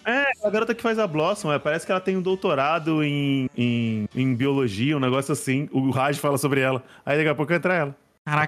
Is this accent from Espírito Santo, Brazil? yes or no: yes; Cachoeiro de Itapemirim, Espírito Santo, Brazil; moved away as an adult; also born or lived in Vila Velha; quando eu saí de Cachoeiro, vim pra, a faculdade, vim fazer faculdade em Vila Velha